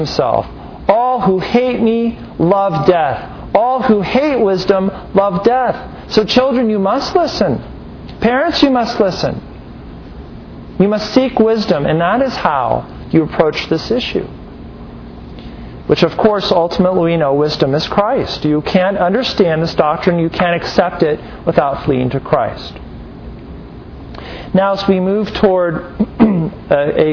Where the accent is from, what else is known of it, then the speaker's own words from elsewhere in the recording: United States; we're very American-centric, aren't we? We think of our own culture, our own nations